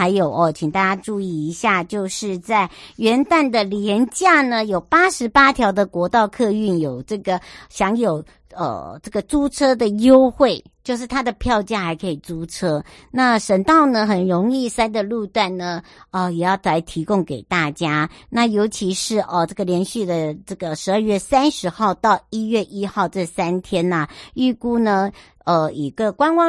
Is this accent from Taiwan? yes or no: yes; Hualien County, Taiwan; 我花莲人呢，我不知道伯南山地道，松柏的柏，伯南山。